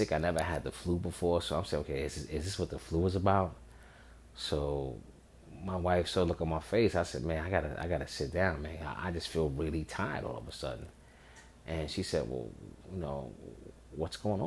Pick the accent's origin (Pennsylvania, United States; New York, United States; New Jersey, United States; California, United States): New York, United States; So I'm from New York